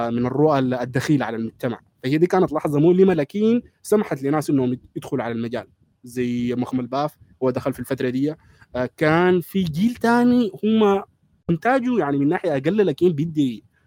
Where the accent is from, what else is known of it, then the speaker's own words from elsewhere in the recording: Sudan; عندنا في السودان